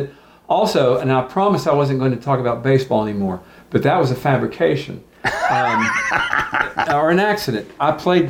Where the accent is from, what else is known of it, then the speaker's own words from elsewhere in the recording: Knoxville, Tennessee, United States; people say, where are you from? And I say, Knoxville, Tennessee, and or East Tennessee